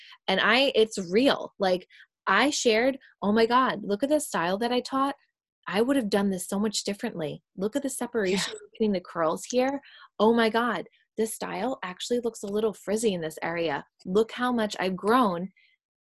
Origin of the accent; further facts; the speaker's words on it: New York, United States; moved away; I'm from New York